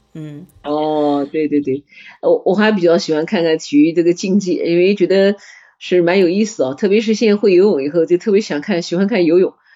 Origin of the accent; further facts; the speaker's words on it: China; 我们中国人